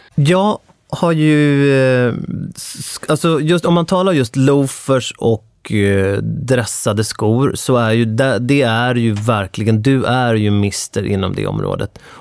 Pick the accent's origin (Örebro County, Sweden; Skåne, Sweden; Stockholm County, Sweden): Stockholm County, Sweden; Stockholm; jag är från Stockholm